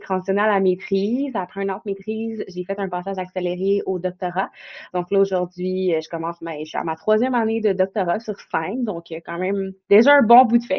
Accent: Outaouais, Quebec, Canada; je viens de la région de l'Outaouais

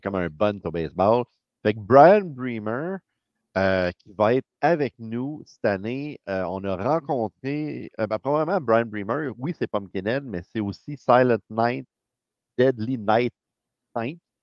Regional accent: Montreal, Quebec, Canada; on vient de Montréal

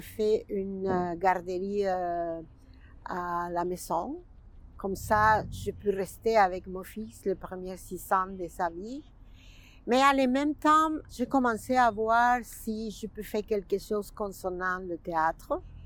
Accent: Mexico; French is a second language; moved away as an adult; now in Montreal, Canada; Je suis mexicaine, c'est sûr, mais québécoise.

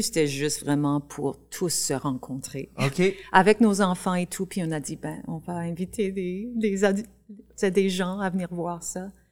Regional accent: Saskatchewan, Canada; on vient de la Saskatchewan, qu'on on parle encore en français

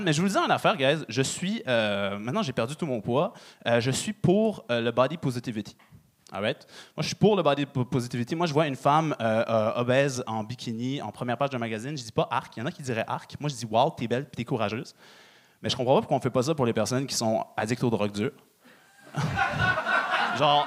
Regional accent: Quebec, Canada; je suis euh, québécois d'origine marocaine. Fait que euh, moi, j'ai grandi à, la québécoise dehors et à la marocaine à la maison

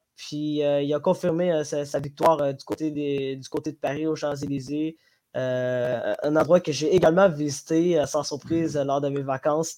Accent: Djibouti; moved away; je viens de Djibouti, Afrique de l'Est

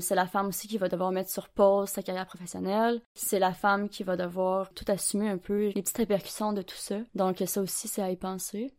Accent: Gaspésie, Quebec, Canada; now in Sherbrooke, Canada; je viens de Gaspésie. En ce moment, je suis à Sherbrooke

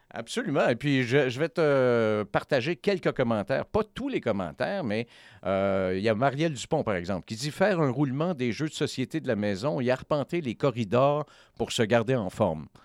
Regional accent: Quebec, Canada; moved away; on vient du Québec, on est originaire du Québec

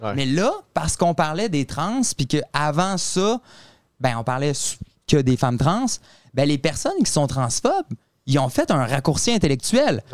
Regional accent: Quebec City, Quebec, Canada; Mais non, nous, on vient euh, de Québec. On vient de la ville de Québec

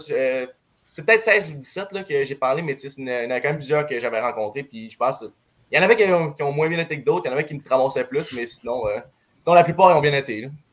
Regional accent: Saguenay, Quebec, Canada; je viens du Saguenay

